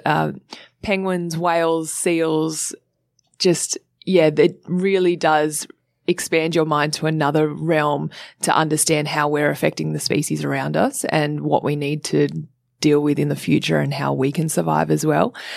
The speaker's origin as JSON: {"language": "English", "town": "Sydney", "region": "New South Wales", "country": "Australia", "tie": "born or raised there", "said": "I grew up in Sydney in Cronulla"}